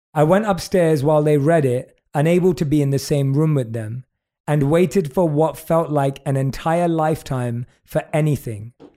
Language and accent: English; United Kingdom; accent: British; my British accent